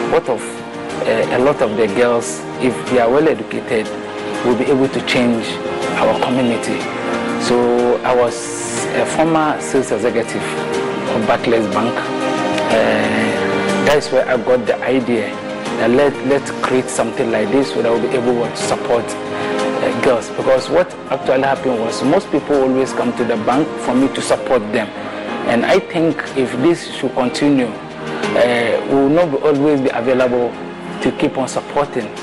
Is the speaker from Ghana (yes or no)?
yes; Mamobi, Greater Accra, Ghana; Uh, actually, I grew up in Mamobi here specifically मैं Mamobi and I school here.